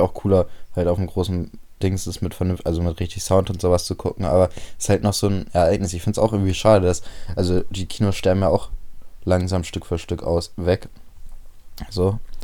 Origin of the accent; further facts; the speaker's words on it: Bremen, Germany; bei uns in Bremen